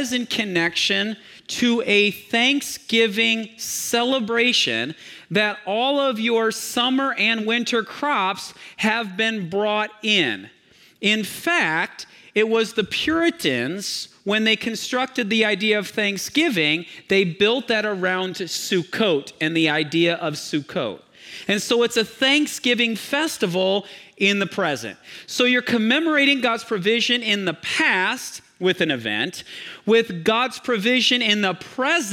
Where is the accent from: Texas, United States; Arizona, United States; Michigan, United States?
Michigan, United States; I grew up in Michigan, and we only had two seasons as well.